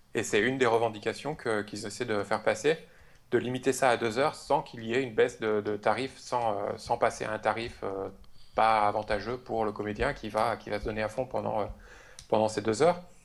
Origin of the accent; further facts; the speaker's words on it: France; accent: French; avec mon super accent français